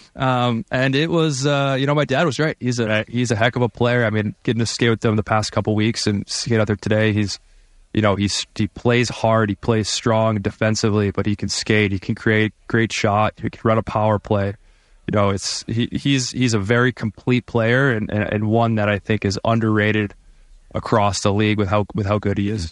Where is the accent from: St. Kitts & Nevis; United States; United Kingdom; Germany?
United States; Michigan; now in Vancouver, Canada; I'm from Michigan